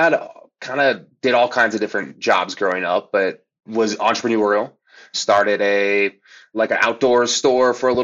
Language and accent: English; Seeley Lake, Montana, United States; I grew up in Montana, a small little logging town north of Missoula called Sealy Lake.